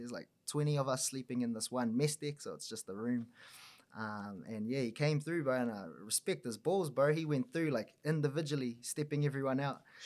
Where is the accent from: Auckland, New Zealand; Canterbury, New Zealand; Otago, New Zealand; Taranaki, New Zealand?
Auckland, New Zealand; now in Wellington, New Zealand; born and raised on the north shore of Auckland